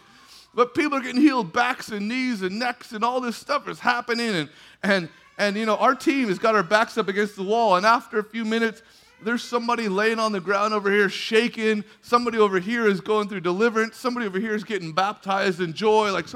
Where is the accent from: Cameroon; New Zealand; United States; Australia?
United States; California; We're from California